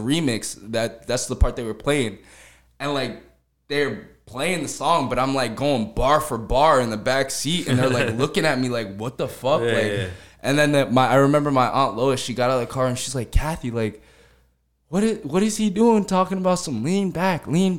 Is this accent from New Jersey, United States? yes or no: yes; New Jersey, United States; also born or lived in Atlanta, Georgia; I was born in Jersey, lived in Atlanta, and then moved back to Jersey